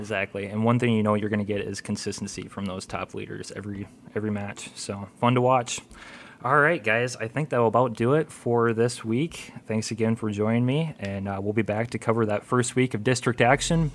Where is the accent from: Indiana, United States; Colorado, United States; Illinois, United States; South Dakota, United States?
South Dakota, United States; now in Nebraska, United States; I'm from South Dakota. We had to travel an hour or two for every single game